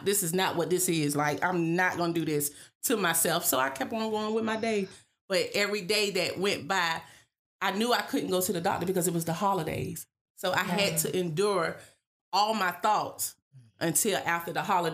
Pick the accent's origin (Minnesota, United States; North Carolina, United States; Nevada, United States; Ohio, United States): North Carolina, United States; Weldon; also born or lived in Landover, Maryland; I'm originally from Landover, Maryland, but I actually moved down here and grew up in Weldon, North Carolina, and graduated from Weldon High School.